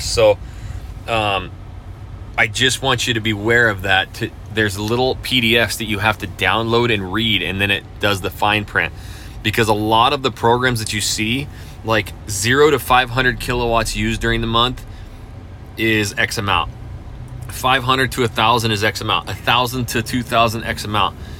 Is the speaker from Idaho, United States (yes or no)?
yes; North Idaho, United States; now in Houston, United States; I, I, grew up in North Idaho, just south of the Canadian border, my whole life